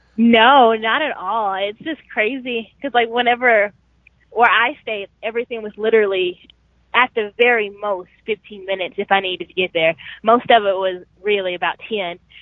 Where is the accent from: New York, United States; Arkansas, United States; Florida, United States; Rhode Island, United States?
Arkansas, United States; Sherwood; moved away as an adult; now in Atlanta, United States; in Sherwood, Arkansas, which is great because I guess that was in my hometown